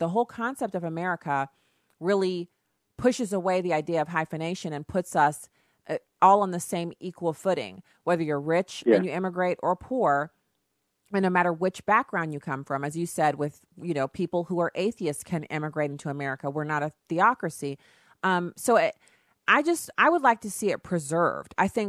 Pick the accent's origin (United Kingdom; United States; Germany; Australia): Germany; I know I grew up in Germany, and in order to be a German citizen, from what I understood as a kid, one of your parents had to be German.